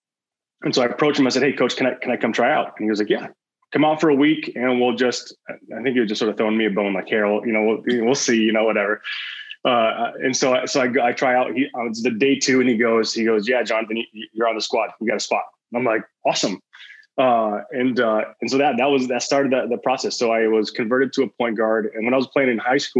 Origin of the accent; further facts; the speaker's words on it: Michigan, United States; I'm from Michigan originally, in the U.S.